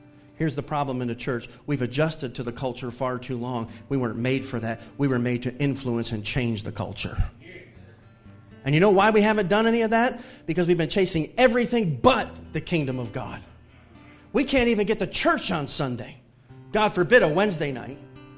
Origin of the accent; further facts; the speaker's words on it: the South, United States; even though I grew up in the Bible Belt